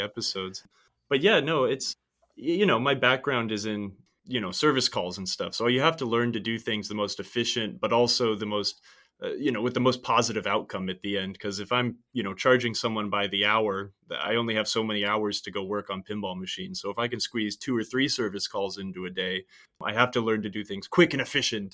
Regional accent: San Francisco Bay Area, California, United States; I'm from the San Francisco Bay Area

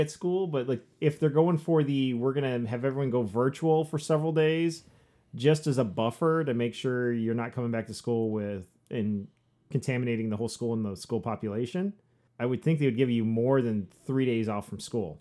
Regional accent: Southwest Michigan, United States; also born or lived in Upper Peninsula, Michigan; I grew up here. I grew up in Southwest Michigan, uh, born and raised

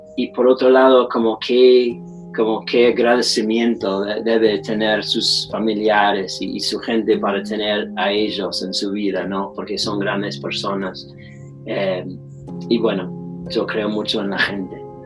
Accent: North Carolina, United States; alguien que creció acá bajo esa cultura de clase media

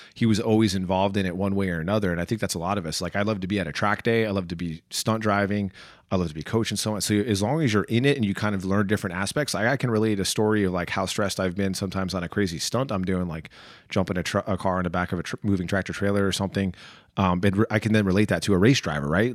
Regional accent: New Jersey, United States; born or raised there; also born or lived in Chicago, Illinois

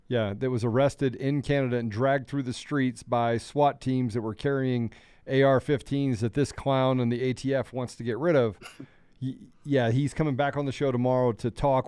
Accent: Washington, District of Columbia, United States; I grew up in Washington, D C.

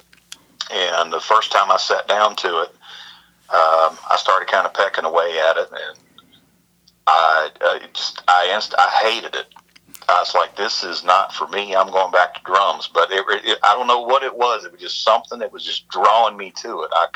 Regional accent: Roanoke, Virginia, United States; I'm originally from Virginia

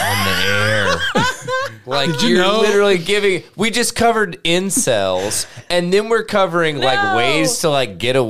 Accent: Grainger County, Tennessee, United States; moved away; also born or lived in West Knoxville, Tennessee; I'm from Granger County.

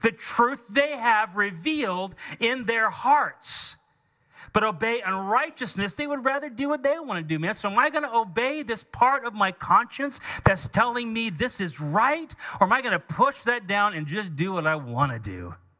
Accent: United States; we are conservative Americans

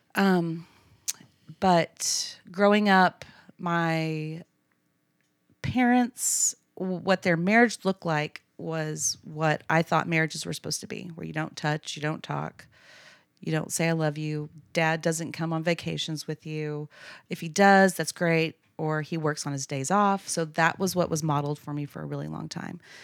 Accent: Abilene, Texas, United States; I grew up in Abilene, went to A C U

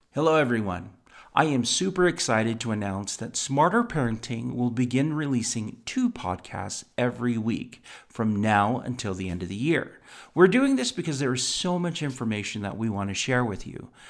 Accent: United States; I was born here in the United States

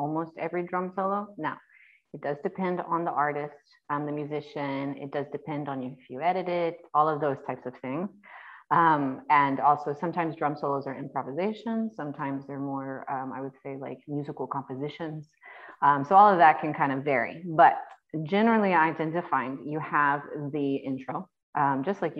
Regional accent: United States; also born or lived in North Carolina; I am an American girl

